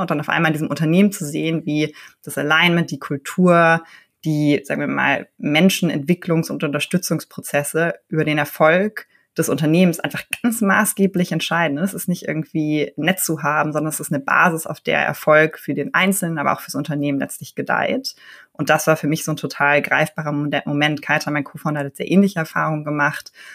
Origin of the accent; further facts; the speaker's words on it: Berlin, Germany; Ich bin in Berlin geboren und aufgewachsen